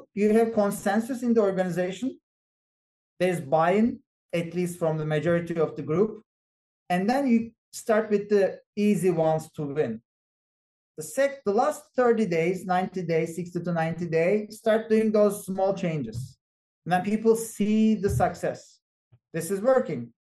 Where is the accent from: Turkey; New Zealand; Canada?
Turkey; moved away as an adult; now in Boston, United States; I'm originally from Turkey, so I know the culture